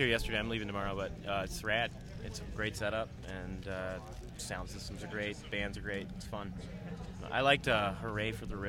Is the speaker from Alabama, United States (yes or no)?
yes; Alabama, United States; now in Oakland, United States; I'm from Alabama. That's where I'm from. So, but I'm a unique Alabamian in that I left.